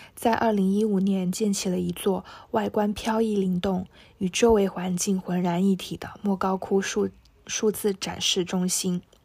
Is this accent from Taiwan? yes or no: no; Shenzhen, Guangdong, China; 我来自深圳。